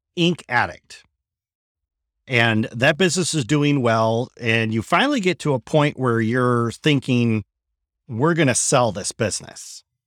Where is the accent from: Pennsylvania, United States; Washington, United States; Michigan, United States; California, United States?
Michigan, United States; moved away; After twenty years, I've returned to my native Michigan, and I'm looking to reconnect with my home state